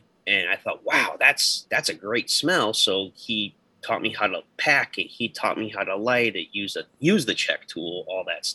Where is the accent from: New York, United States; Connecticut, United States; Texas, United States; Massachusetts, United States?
Connecticut, United States; Central; now in Georgia, United States; I grew up in Central Connecticut and moved down to Georgia at the turn of the millennium